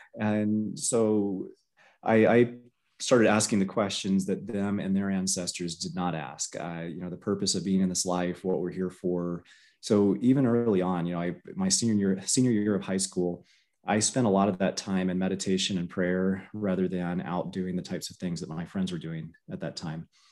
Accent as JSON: {"language": "English", "region": "Florida", "country": "United States", "tie": "born or raised there", "said": "I grew up in Florida"}